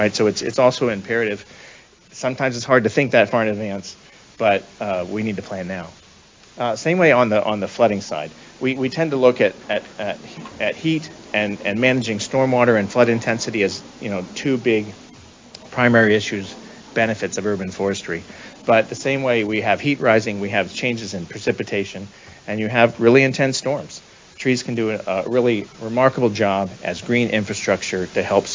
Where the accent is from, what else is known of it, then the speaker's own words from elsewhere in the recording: Sioux City, Iowa, United States; I grew up in Western Iowa